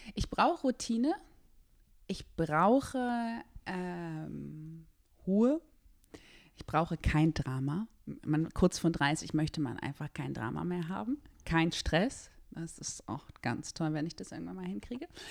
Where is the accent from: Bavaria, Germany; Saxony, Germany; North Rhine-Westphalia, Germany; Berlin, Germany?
Berlin, Germany; ich bin in Berlin geboren